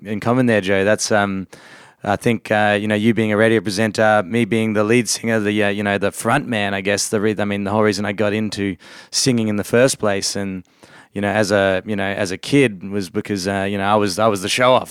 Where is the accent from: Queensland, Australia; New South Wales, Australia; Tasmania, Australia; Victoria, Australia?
Victoria, Australia; we grew up in Australia, but, um, my parents are originally from England